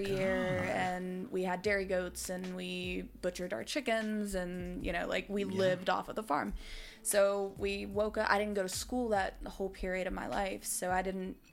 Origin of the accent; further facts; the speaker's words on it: West Virginia, United States; now in Savannah, United States; I'm from West Virginia